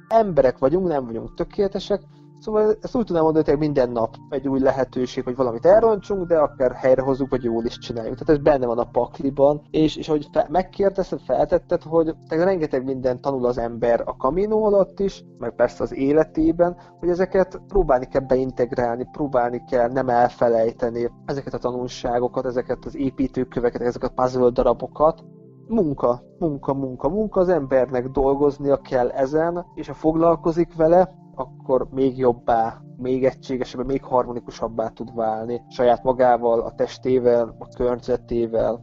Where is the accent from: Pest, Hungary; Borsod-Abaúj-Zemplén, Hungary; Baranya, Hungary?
Borsod-Abaúj-Zemplén, Hungary; Mezőkövesd; moved away as an adult; now in Vienna, Austria; én mezőkövesten születtem, az a Matyúság, a Matyú földnek az egyik városa